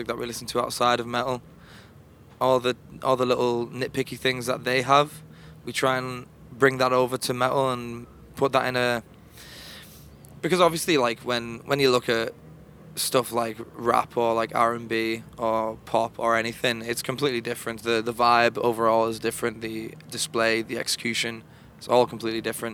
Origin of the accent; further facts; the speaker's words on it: Liverpool, North West England, United Kingdom; We're from Liverpool in the United Kingdom